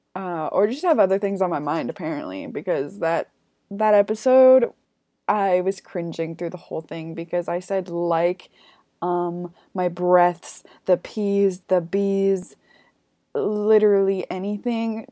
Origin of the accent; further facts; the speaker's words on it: Canada; I'm from Canada